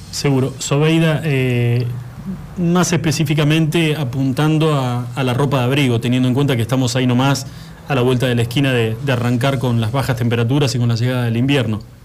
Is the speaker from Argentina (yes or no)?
yes; Argentina; nosotros como argentinos